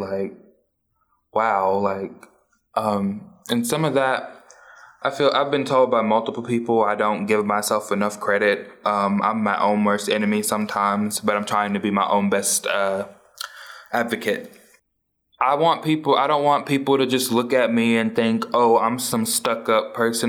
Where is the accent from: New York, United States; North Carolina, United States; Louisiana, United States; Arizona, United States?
Louisiana, United States; New Orleans; now in Tulsa, United States; I was born and raised in New Orleans, Louisiana